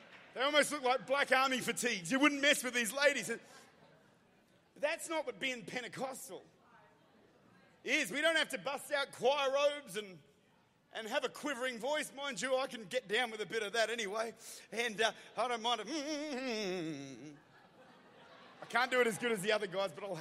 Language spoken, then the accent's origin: English; Australia; I'm an Aussie.